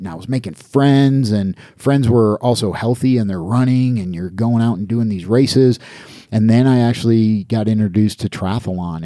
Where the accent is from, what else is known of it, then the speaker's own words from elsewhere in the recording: Niagara Falls, New York, United States; moved away as an adult; also born or lived in Atlanta; I grew up in Niagara Falls, New York, right on the Canadian border, on the American side